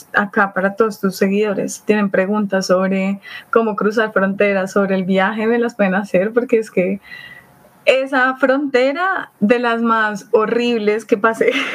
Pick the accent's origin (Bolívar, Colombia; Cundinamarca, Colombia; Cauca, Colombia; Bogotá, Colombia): Bogotá, Colombia; soy de acá de Bogotá, Colombia